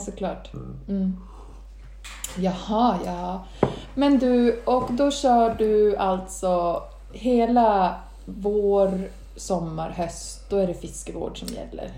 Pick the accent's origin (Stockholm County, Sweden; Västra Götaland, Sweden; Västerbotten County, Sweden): Stockholm County, Sweden; Stockholm; now in Norrland, Sweden; jag är ju uppväxt i Stockholm